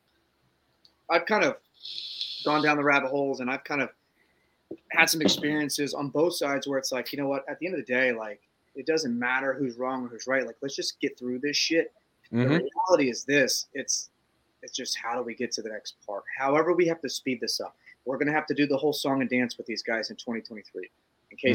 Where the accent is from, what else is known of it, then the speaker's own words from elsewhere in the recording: Ohio, United States; we're from Ohio and we're all slower